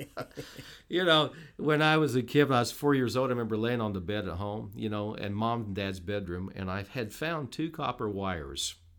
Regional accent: Petersburg, Indiana, United States; moved away as an adult; also born or lived in Noblesville, Indiana / Carmel, Indiana / Jasper, Indiana; now in Newburgh, United States; in the '60s, early '60s, we moved into Petersburg, and spent 20 years. I grew up there went to school all my years of schooling

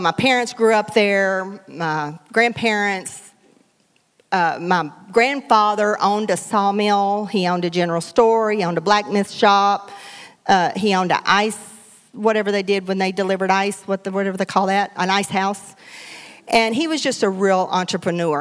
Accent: Hartburg, Texas, United States; now in Beaumont, United States; I grew up in Hartburg

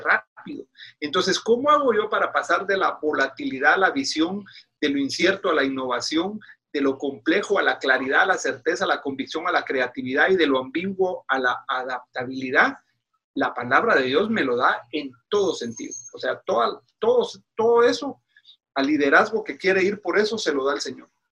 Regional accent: Guatemala; moved away as an adult; now in Washington, United States; soy originario de Guatemala

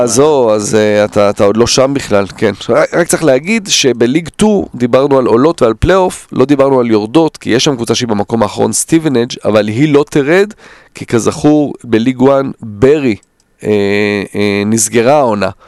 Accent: Israel; born or raised there; also born or lived in Netherlands

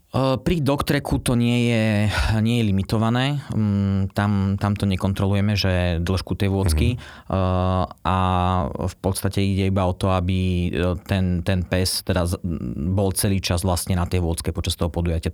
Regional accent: Martin, Žilina Region, Slovakia; moved away as an adult; ja pochádzam z Martina, a eh, po nejakom pôsobení v zahraničí som sa teda vrátil domov

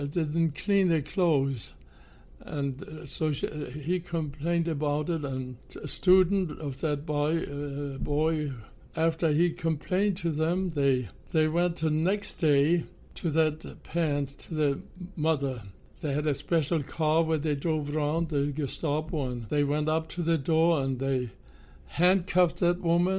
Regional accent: Hamburg, Germany; Well, I was born in Hamburg, Germany in 1929.

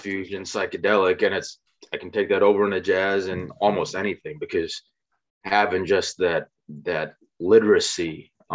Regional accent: Naperville, Illinois, United States; moved away as an adult; also born or lived in Clarendon Hills, Illinois / Bolingbrook, Illinois / Plainfield, Illinois / Chicago, Illinois; now in Charlotte, United States; I am from the suburbs of Chicago, born and raised

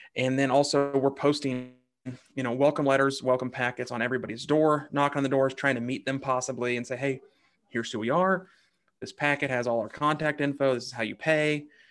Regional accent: Kansas City, Kansas, United States; I grew up on the Kansas side of the state line

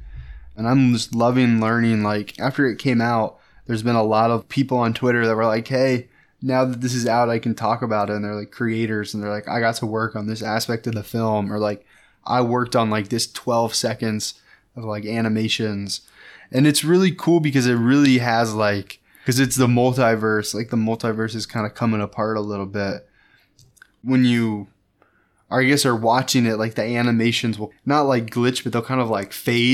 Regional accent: Midwest, United States; moved away as an adult; now in New York, United States; growing up in the Midwest

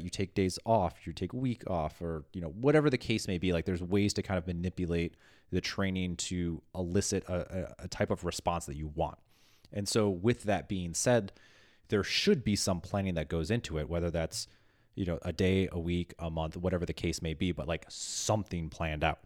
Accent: Midwest, United States; I'm from the Midwest and being passive aggressive is, like, second language to me

